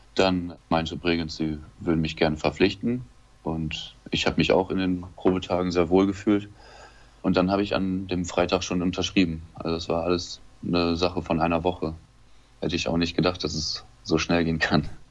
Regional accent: Lemgo, North Rhine-Westphalia, Germany; moved away as an adult; in Lemgo geboren und habe da sämtliche Jugendmannschaften durchlaufen in Lemgo.

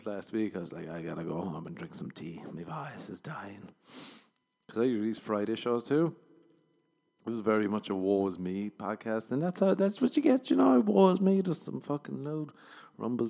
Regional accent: Ireland; now in Los Angeles, United States; I'm from Ireland

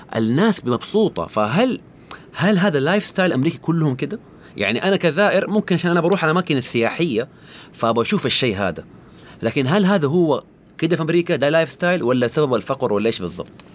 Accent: Saudi Arabia; عندنا في السعوديه

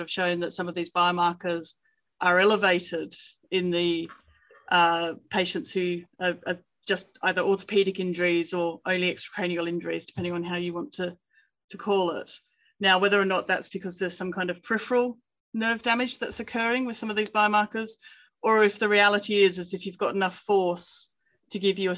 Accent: United Kingdom; we're British authors

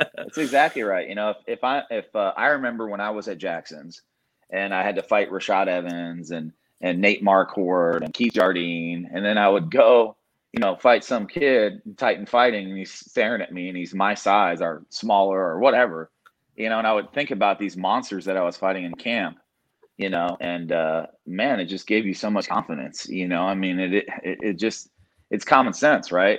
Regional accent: Indiana, United States; now in Dallas-Fort Worth, United States; I grew up in Indiana

